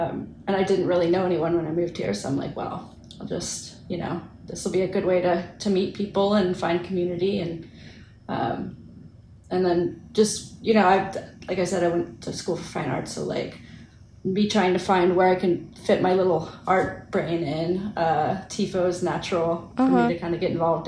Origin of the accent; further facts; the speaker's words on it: Cincinnati, Ohio, United States; moved away as an adult; now in Austin, United States; I'm originally from Cincinnati